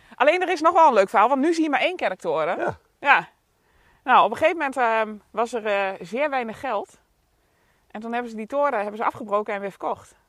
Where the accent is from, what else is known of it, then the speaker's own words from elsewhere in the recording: Bontebrug, Gelderland, Netherlands; now in Friesland, Netherlands; Ik kom uit de Achterhoek. Ik ben, eh, geboren en getogen in Bontebrug. Een heel klein dorpje.